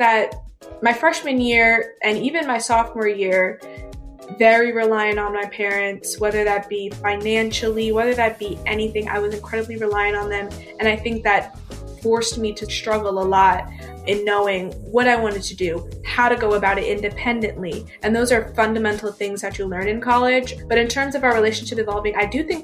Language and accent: English; New Jersey, United States; moved away as an adult; now in Hampton, United States; I'm originally from New Jersey and I go to school in Hampton